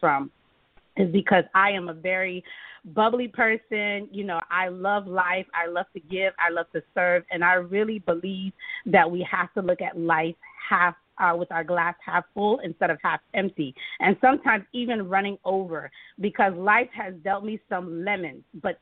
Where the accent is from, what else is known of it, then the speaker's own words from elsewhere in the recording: Florida, United States; also born or lived in Miami, Florida; I was born in Miami and grew up in Wiltomanis, Florida